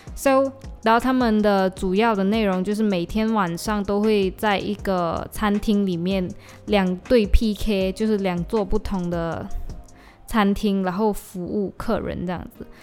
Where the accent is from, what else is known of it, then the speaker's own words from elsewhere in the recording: Malaysia; accent: Malaysian; 我的马来西亚腔出来